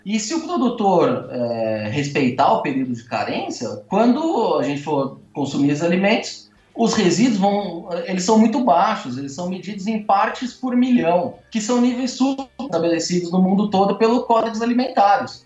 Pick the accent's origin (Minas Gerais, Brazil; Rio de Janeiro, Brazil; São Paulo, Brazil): São Paulo, Brazil; vivi a minha vida toda em São Paulo, então sou um cara totalmente urbano